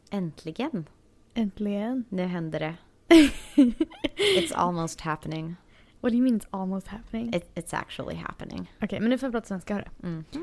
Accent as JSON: {"language": "Swedish", "town": "Stockholm", "region": "Stockholm County", "country": "Sweden", "moved": "as an adult", "lives_now": "Los Angeles, United States", "said": "Eh, jag är från Stockholm."}